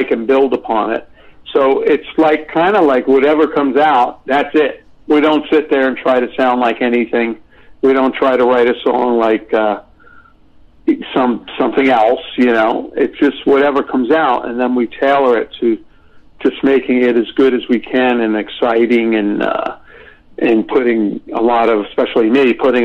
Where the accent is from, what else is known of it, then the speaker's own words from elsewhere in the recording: New York City, New York, United States; I'm from Brooklyn, New York